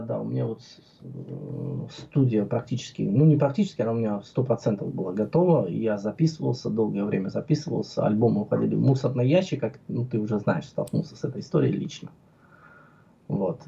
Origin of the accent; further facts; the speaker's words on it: Tbilisi, Georgia; moved away as an adult; now in Moscow, Russia; Я родился в Тбилиси, в моем любимом, одном из любимых городе, в городе Тбилиси, столице Грузии.